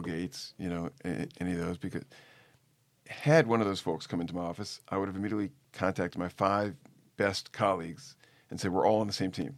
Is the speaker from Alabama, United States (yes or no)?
no; New Orleans, Louisiana, United States; moved away as an adult; also born or lived in Boston / Atlanta; I grew up in New Orleans